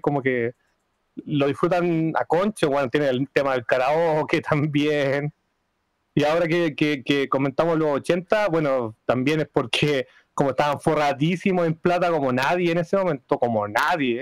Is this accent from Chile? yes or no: yes; Chile; siendo chileno